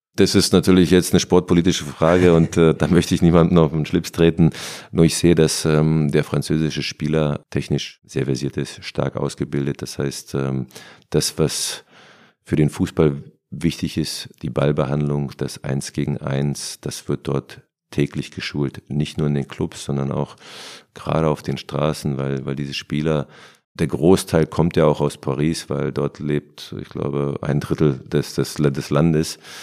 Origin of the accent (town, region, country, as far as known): Berlin, Germany; born or raised there